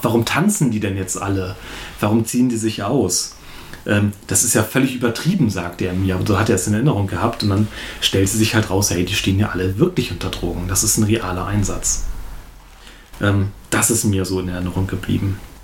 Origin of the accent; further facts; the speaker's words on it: Achim, Lower Saxony, Germany; Achim ist natürlich ein Dorf. Ich bin zwar nicht in Achim geboren, aber hier aufgewachsen, zur Schule gegangen.